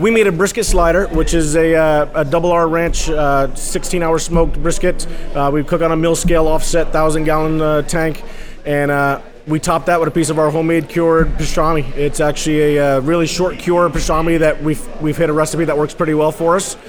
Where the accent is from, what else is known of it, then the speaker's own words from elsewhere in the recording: Hudson Valley, New York, United States; I grew up in the Hudson Valley